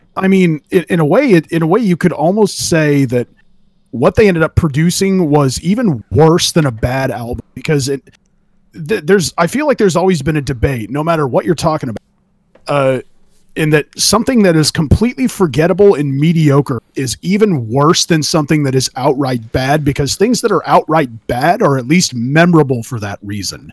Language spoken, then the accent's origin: English; California, United States; I'm from California. I'm from the ground zero of meth